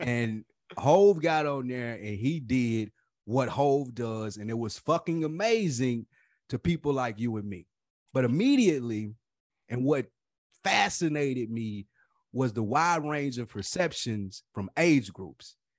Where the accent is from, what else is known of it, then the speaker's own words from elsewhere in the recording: Nashville, Tennessee, United States; I was from Nashville too